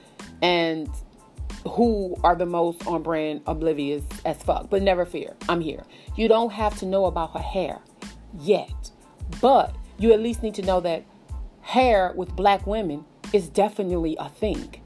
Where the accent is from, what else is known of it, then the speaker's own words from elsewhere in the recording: the South, United States; Now, I'm from the South